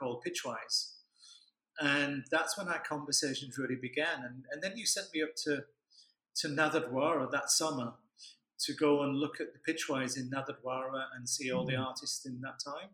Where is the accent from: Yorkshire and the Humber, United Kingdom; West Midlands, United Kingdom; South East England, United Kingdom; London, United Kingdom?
Yorkshire and the Humber, United Kingdom; Leeds; moved away as an adult; I grew up in Leeds